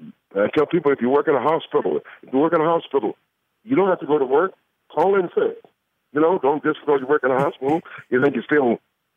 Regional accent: Atlanta, Georgia, United States; I could have given Miss Daisy. Hell, I'm from Atlanta. I know more about Atlanta than he does.

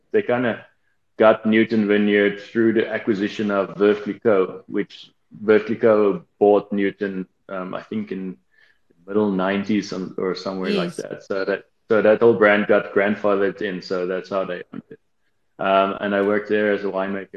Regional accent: Worcester, Western Cape, South Africa; also born or lived in Ashton, South Africa / Portugal / United States; I grew up in Worcester and matriculated there

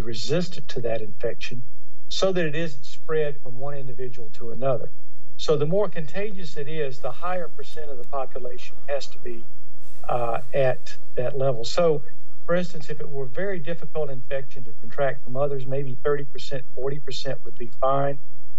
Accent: Louisiana, United States; In fact, my home state of Louisiana just put out from the Department of Health that they're recommending that we go back to masks certainly in public circumstances.

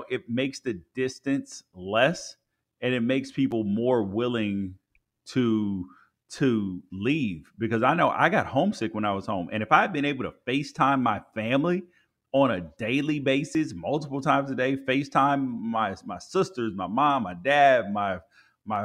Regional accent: Memphis, Tennessee, United States; born there; also born or lived in California; I ate pretty much everything living in California, pretty much everything, because I was born in Memphis.

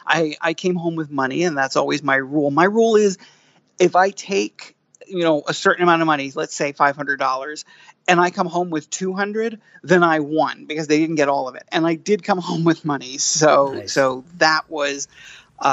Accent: New York, United States; I'm basically a New Yorker

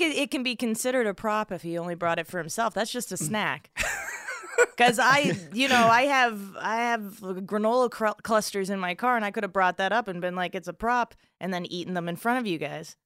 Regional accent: South Florida, United States; also born or lived in Chicago; now in Los Angeles, United States; I'm from South Florida, beautiful South Florida.

